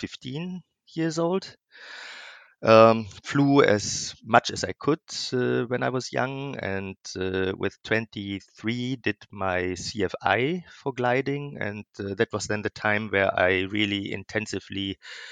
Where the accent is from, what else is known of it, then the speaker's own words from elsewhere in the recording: Ruhr Valley, North Rhine-Westphalia, Germany; I come from a small industrial hometown in Germany, which is in the western part of Germany, which we call Ruhr Valley.